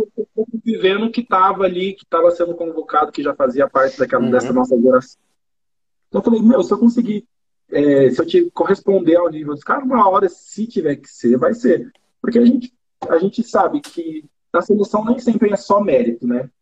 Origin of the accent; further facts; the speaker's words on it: Brazil; moved away as an adult; also born or lived in France; eu saí do Brasil